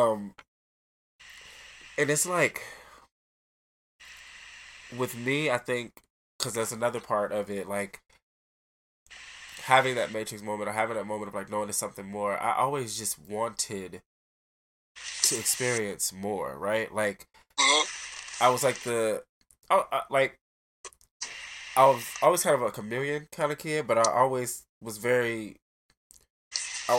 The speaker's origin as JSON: {"language": "English", "town": "Detroit", "region": "Michigan", "country": "United States", "tie": "born or raised there", "said": "I grew up on Joe Road and Evergreen"}